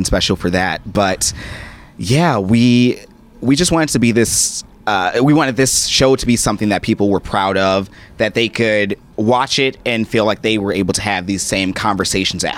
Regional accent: Wisconsin, United States; moved away as an adult; now in Pittsburgh, United States; I'm from Wisconsin, born and raised the Dairy State

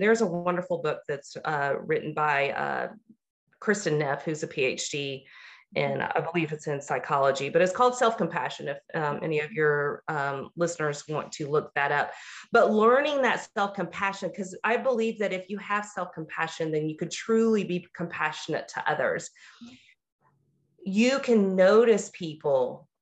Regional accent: the South, United States; I'm a girl from the South

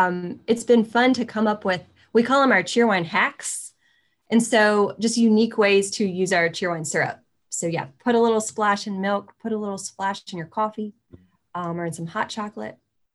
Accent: Piedmont, Lexington area, North Carolina, United States; You know, where I'm from, it's more that Piedmont, Lexington style barbecue.

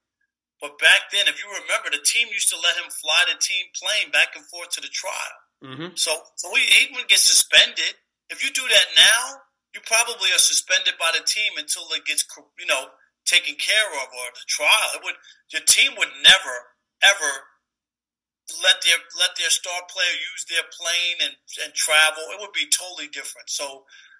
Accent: New York, United States; moved away as an adult; also born or lived in Detroit, Michigan; now in Los Angeles, United States; I'm from Jamaica, Queens, and that's the outer boroughs

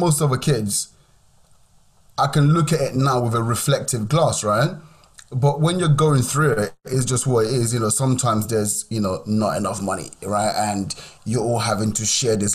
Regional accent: Nigeria; also born or lived in Southampton, United Kingdom / Cambridgeshire, United Kingdom; now in United Kingdom; Growing up in Nigeria was fun. Like, growing up in Nigeria was amazing.

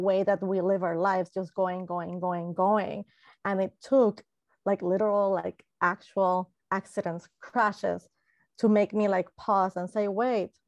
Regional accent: Puerto Rico; I am Latina from Puerto Rico, it's a lovely, lovely island in the Caribbean

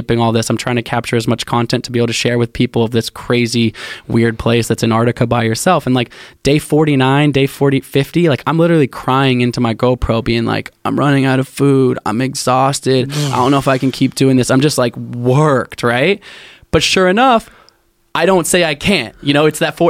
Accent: Portland, Oregon, United States; So I grew up in Portland, so I grew up like in the outdoors

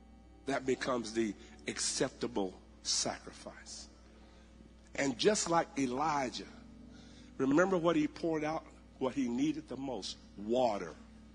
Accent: Alabama, United States; I'm from Alabama. I don't know nothing about y'all.

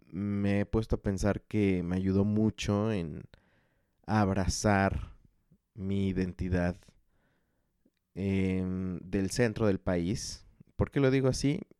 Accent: Chalco, State of Mexico, Mexico; Lo curioso es que tampoco me siento ya de, de Chalco, o sea, no, no tengo un arraigo por mi ciudad natal, por así decirlo. Sé que tampoco soy de la Ciudad de México, entonces ya no sé a dónde pertenezco.

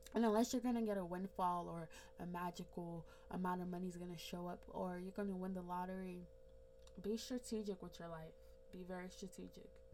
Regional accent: Nigeria; as an African, as a Nigerian, we don't really talk about estate planning

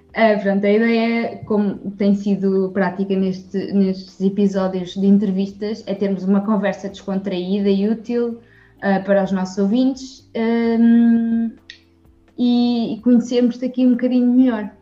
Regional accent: Évora, Alentejo, Portugal; a viver em Évora, eh, que é a minha terra natal

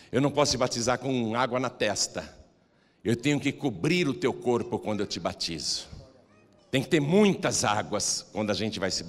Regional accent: Ceará, Brazil; Aí eu descobri que eu sou cearense.

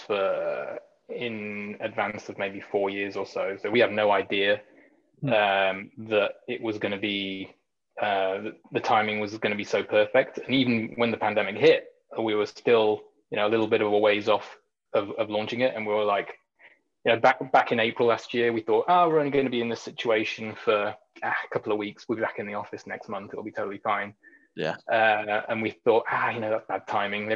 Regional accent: Knutsford, North West England, United Kingdom; moved away as an adult; also born or lived in Bay Area; now in San Francisco Bay Area, United States; I grew up in a little town in the northwest of England called Knutsford in Cheshire

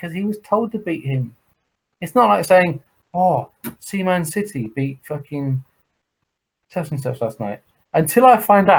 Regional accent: England, United Kingdom; I watch the England again because I'm English, so I watch England play football at whatever level.

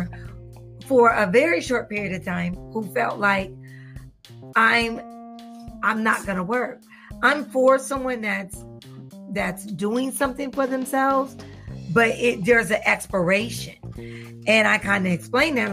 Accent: the South, United States; I'm from the South

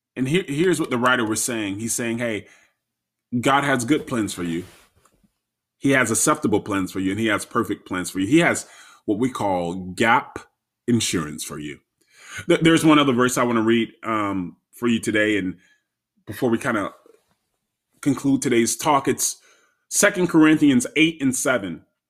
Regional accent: Florida, United States; moved away as an adult; now in Maryland, United States; I am from Florida, born and raised in Florida.

